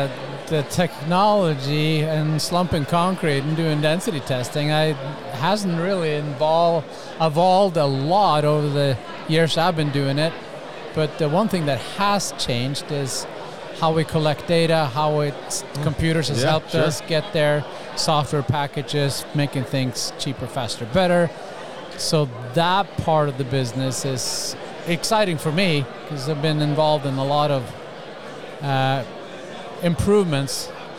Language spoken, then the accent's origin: English; Norway; moved away as an adult; also born or lived in Utah; now in Phoenix, United States; Moved over, came on the boat. From? Norway.